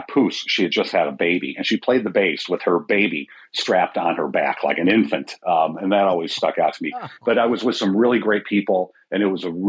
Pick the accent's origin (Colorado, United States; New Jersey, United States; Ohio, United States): Colorado, United States; Denver; now in Minnesota, United States; I grew up in Denver